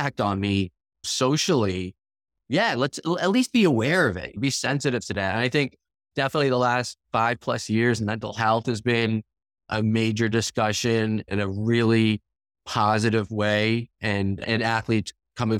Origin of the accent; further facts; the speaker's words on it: Long Island, New York, United States; I grew up on Long Island, the town I grew up in, the girls' soccer team at my high school is exceptional.